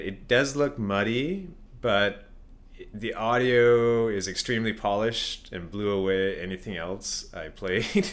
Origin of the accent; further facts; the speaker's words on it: Canada; being Canadian